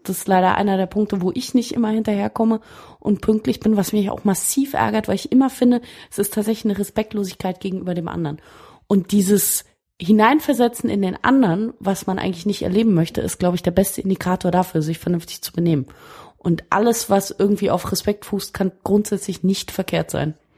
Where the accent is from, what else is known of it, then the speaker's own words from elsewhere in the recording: Berlin, Germany; als Berliner